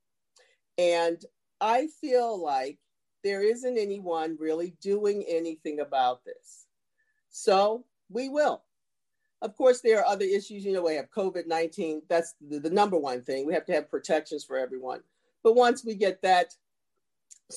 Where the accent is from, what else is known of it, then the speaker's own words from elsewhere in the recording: Baltimore, Maryland, United States; I'm from Baltimore, and Baltimore is a beautiful city. Yes. But I grew up in one of the worst places in the country